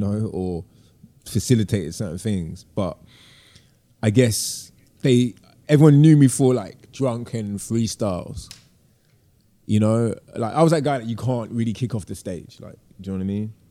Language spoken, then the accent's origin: English; London, United Kingdom; moved away as an adult; I'm deeply from London and of the city